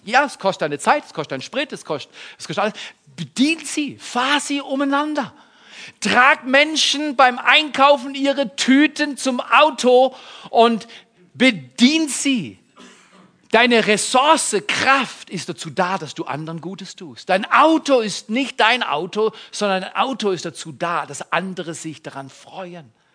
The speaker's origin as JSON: {"language": "German", "region": "Baden-Württemberg", "country": "Germany", "said": "Ich bin aus Baden-Württemberg"}